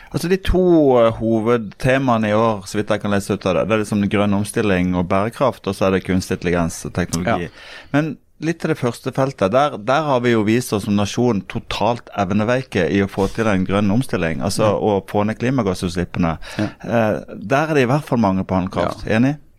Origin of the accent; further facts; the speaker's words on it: Sørlandet, Southern Norway, Norway; som du mm. hører, vi er jo fra Sørlandet